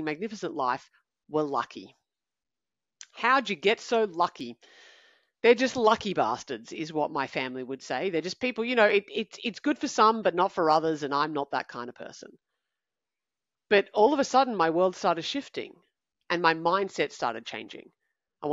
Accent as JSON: {"language": "English", "town": "Canberra", "region": "Australian Capital Territory", "country": "Australia", "said": "I'm from Canberra. I'm 22"}